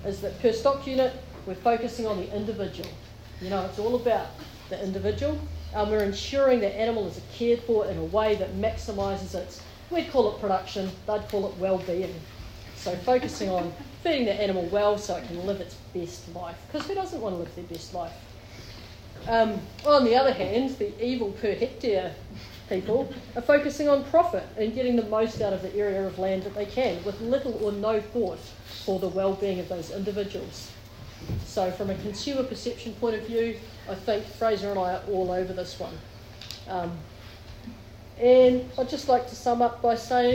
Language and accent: English; New Zealand; now in Palmerston North, New Zealand; I'm a country girl. I grew up in Pukeu, the land of the high stocking rates. But actually, I now live in Palmy